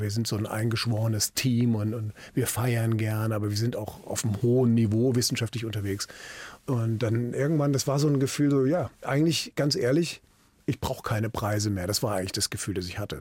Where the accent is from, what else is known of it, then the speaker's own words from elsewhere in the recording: Frankfurt am Main, Hesse, Germany; moved away as an adult; also born or lived in Berlin; now in Mülheim an der Ruhr, Germany; nach Frankfurt am Main umgezogen, meiner alten Heimatstadt